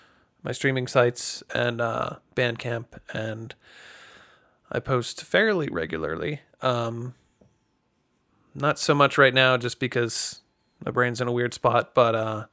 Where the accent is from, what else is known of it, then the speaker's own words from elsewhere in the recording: Greencastle, Pennsylvania, United States; I come from Greencastle, PA, and nobody knows where that is either.